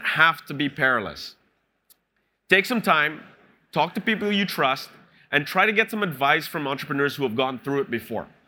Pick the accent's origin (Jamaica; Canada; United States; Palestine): Canada; moved away as an adult; now in Singapore; I'm Canadian